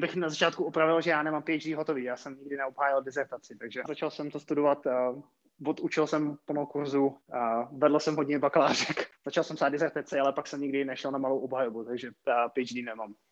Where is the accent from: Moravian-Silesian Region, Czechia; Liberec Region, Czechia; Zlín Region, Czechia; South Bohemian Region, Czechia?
South Bohemian Region, Czechia; České Budějovice; moved away as an adult; also born or lived in Prague; já jsem původem z Českých Budějovic